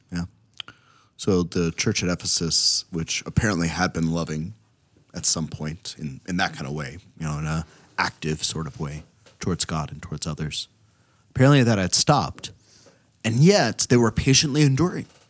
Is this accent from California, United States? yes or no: no; Ohio, United States; now in Minnesota, United States; growing up in Ohio